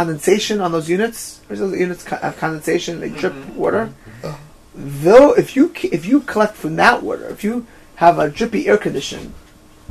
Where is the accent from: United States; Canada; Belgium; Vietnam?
United States; Miami Beach, Florida; I grew up in Miami Beach by like 1990